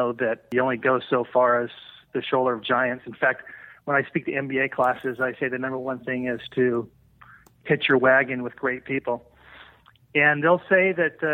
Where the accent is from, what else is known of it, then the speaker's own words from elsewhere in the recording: Oakland, California, United States; I'm from Oakland.